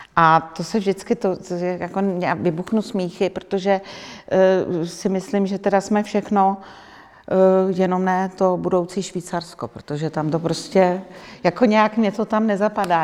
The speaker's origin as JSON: {"language": "Czech", "country": "Czechia", "said": "Já když někde řeknu, že jsem z Čech"}